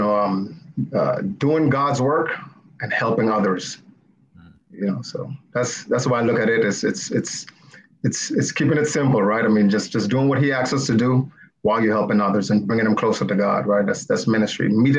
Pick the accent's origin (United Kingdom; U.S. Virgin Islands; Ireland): U.S. Virgin Islands; Saint Thomas; Well, so as you said earlier, I grew up in the Virgin Islands, St. Thomas to be exact, the best island, right?